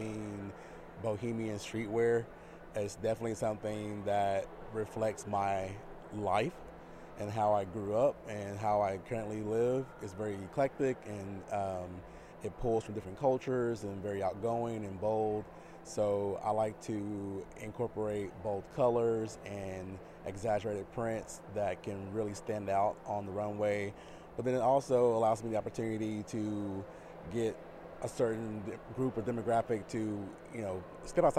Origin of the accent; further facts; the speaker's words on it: Dallas, Texas, United States; I'm from Dallas, Texas